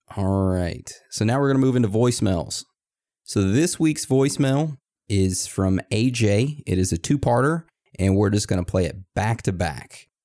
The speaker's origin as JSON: {"language": "English", "region": "Texas", "country": "United States", "tie": "born or raised there", "moved": "yes", "lives_now": "Maine, United States", "said": "I'm from Texas. I was born in Texas, raised in Texas, but I'm now living in Maine."}